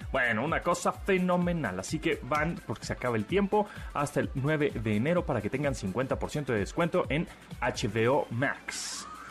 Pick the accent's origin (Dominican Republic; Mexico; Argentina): Mexico; yo como típico mexicano